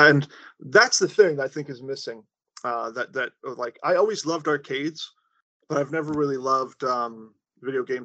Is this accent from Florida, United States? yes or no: yes; Florida, United States; moved away as an adult; also born or lived in Massachusetts; I grew up in Florida